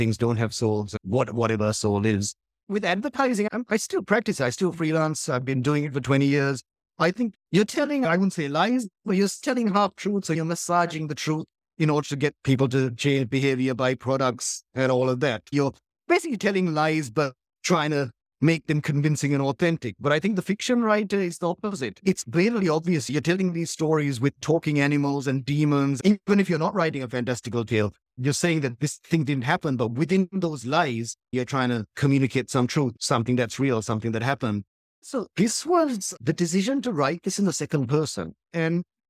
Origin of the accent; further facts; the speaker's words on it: Colombo, Western Province, Sri Lanka; English-speaking, middle-class family in Colombo during this terrible war